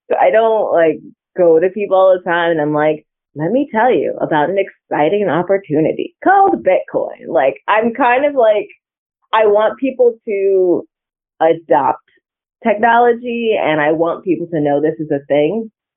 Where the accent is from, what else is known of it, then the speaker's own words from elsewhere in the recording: Santa Barbara, California, United States; moved away as an adult; also born or lived in Cleveland; now in Kansas City, United States; I am actually originally from Santa Barbara, California